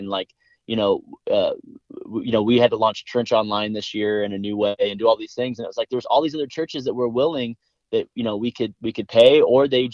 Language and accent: English; Los Angeles, California, United States; we moved to the San Fernando Valley where we're from